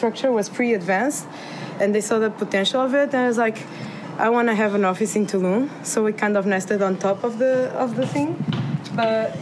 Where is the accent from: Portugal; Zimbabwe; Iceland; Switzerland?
Portugal; moved away as an adult; also born or lived in Berlin / Rotterdam; now in Mexico; I come from Portugal